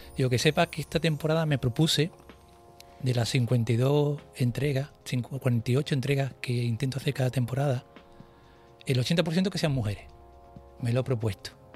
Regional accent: Andalusia, Spain; now in Canary Islands, Spain; Yo decirte que soy andaluz, llevo desde el 95 aquí

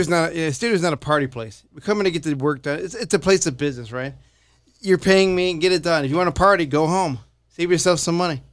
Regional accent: Chicago, Illinois, United States; I'm from Chicago

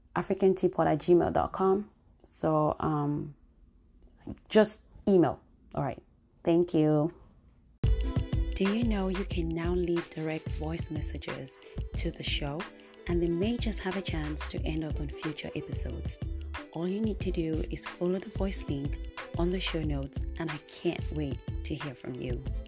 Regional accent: Cameroon; moved away; my home country, Cameroon

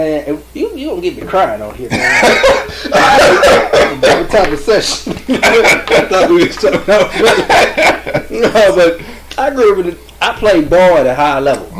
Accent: Gardena, California, United States; out of L.A. We grew up in Gardena.

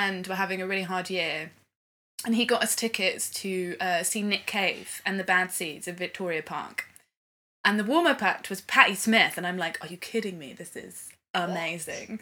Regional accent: Swindon, South West England, United Kingdom; my hometown in Swindon

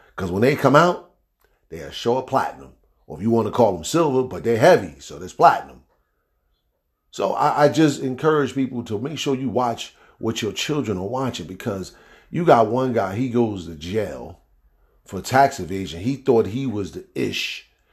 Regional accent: East Orange, New Jersey, United States; growing up in East Orange, New York

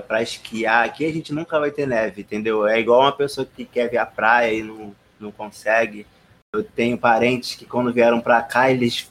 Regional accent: Rio de Janeiro, Brazil; eu não fui no Cristo Redentor, sou carioca

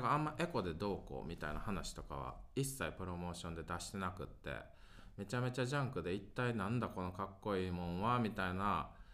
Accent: Sakai, Osaka, Japan; 僕らの地元仙北大阪の堺と泉をまたぐ、まあ、仙北ニュータウンってとこ

